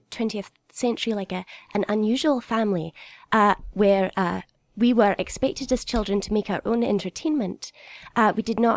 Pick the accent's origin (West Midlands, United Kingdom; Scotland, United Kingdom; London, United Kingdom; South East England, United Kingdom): Scotland, United Kingdom; … is actually the, the Irish pronunciation, and I'm from Scotland.